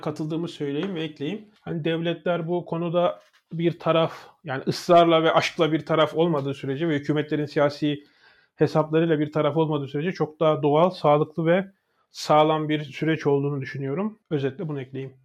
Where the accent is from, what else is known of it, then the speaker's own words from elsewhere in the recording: Turkey; moved away; Benim Amerika'da Türk'üm dediğim zaman